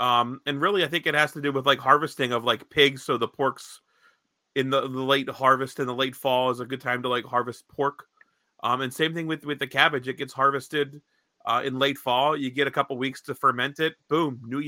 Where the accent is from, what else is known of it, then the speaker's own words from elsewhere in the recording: Lancaster County, Pennsylvania, United States; I know we're from Lancaster County.